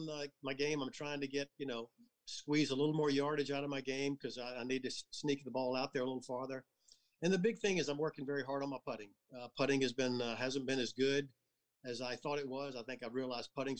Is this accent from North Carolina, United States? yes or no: no; Augusta, Georgia, United States; now in Columbus, United States; as a kid growing up in Augusta, Georgia